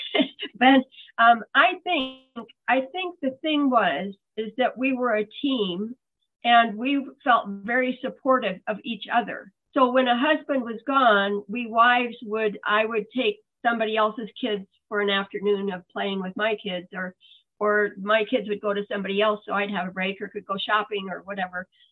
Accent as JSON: {"language": "English", "region": "Iowa", "country": "United States", "tie": "born or raised there", "also_born_or_lived": "Europe", "moved": "as an adult", "said": "I, I grew up in Iowa and I never thought I would leave Iowa"}